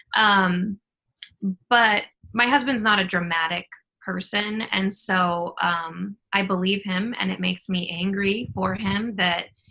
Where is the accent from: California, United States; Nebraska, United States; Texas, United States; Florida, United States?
Nebraska, United States; North Platte; moved away; I was raised in North Platte, which is a community of about 25,000 people.